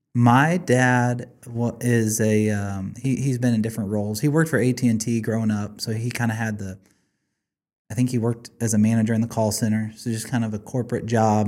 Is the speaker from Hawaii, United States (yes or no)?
no; Blue Springs, Missouri, United States; also born or lived in Grain Valley, Missouri; Blue Springs, Missouri